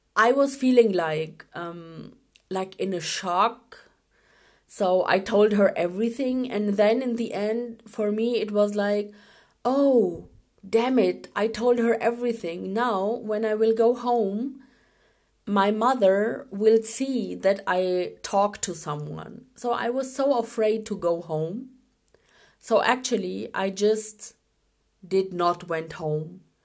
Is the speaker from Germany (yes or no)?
yes; Germany; also born or lived in Pakistan; I was born in Pakistan um, in 1985, but after one year, I came with my parents to Germany and I grew up here.